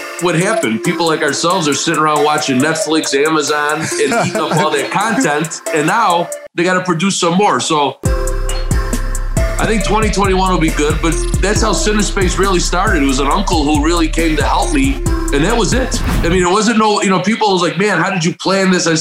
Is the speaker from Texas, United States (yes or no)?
no; Chicago, Illinois, United States; I was born and raised in Chicago